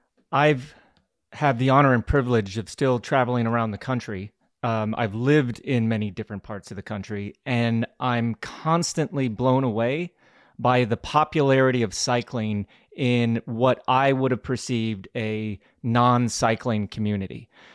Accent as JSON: {"language": "English", "town": "Glenwood Springs", "region": "Colorado", "country": "United States", "tie": "born or raised there", "said": "for me, that was growing up in Glenwood Springs in like 1982, maybe."}